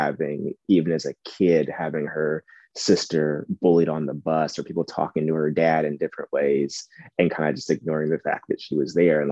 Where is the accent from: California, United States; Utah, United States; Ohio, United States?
Ohio, United States; now in Indiana, United States; I am from Ohio, and I now live in Indiana, which is basically Ohio